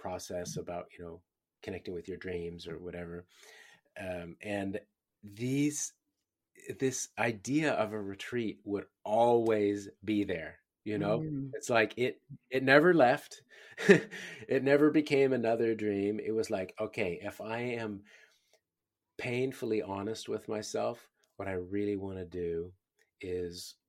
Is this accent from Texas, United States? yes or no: no; California, United States; moved away as an adult; now in Australia; I'm from California